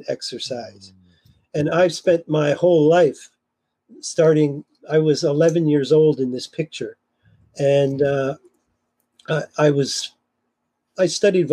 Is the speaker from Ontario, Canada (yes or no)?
yes; Kitchener, Ontario, Canada; my hometown, Kitchener-Waterloo